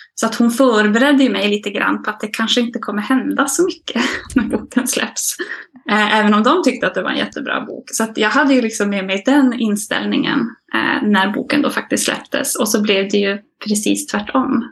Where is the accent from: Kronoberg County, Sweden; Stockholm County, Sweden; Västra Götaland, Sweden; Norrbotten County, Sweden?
Norrbotten County, Sweden; Malmberget; moved away as an adult; now in Jokkmokk, Sweden; Jag är född och uppvuxen i Malmberget, eh, men jag bor nu i Jokkmokk sedan några år tillbaka